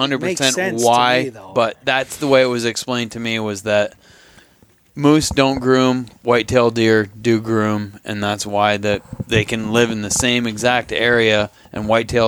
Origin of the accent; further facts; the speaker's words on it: Vermont, United States; moved away; where I grew up in Vermont.